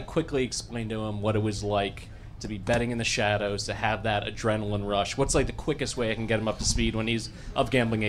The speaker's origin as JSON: {"language": "English", "town": "Darien", "region": "Connecticut", "country": "United States", "said": "from Darien, Connecticut."}